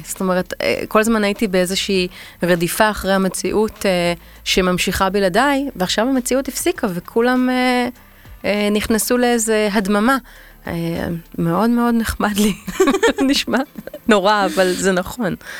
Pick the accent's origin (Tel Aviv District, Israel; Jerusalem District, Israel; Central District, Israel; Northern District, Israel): Tel Aviv District, Israel; Tel Aviv; אני תל אביבית